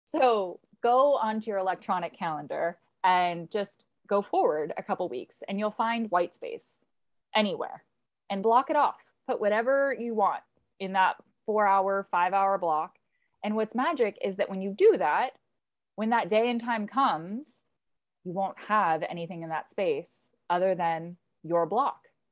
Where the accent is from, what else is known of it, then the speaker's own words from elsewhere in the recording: Southern California, United States; also born or lived in Tucson, Arizona; now in East Coast, United States; I grew up in Southern California